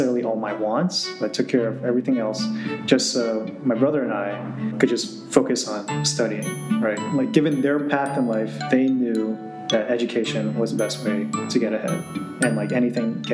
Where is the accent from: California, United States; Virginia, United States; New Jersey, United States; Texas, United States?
New Jersey, United States; growing up in Central Jersey